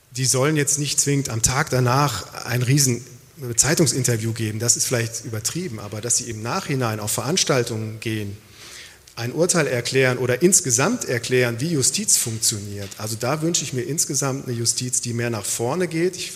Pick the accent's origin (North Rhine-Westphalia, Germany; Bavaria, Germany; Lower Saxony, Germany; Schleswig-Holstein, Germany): North Rhine-Westphalia, Germany; Aachen; now in Freiburg, Germany; Ich bin aufgewachsen in Aachen, ein paar Mal mhm. umgezogen, aber ähm, in Aachen habe ich Abitur gemacht, dann Zivildienst.